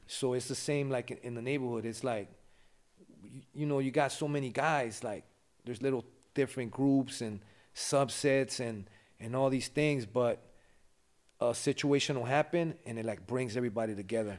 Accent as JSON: {"language": "English", "town": "Los Angeles", "region": "California", "country": "United States", "tie": "born or raised there", "moved": "as an adult", "lives_now": "Ventura, United States", "said": "I grew up in L A. The, the area's called West Adams."}